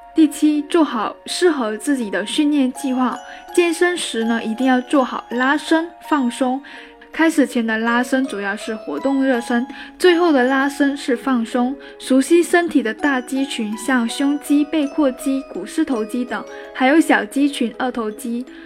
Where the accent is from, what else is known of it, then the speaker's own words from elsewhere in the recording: China; 我们中国人